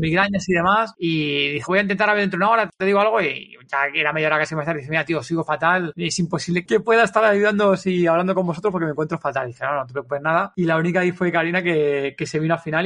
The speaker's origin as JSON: {"language": "Spanish", "country": "Spain", "said": "somos españoles"}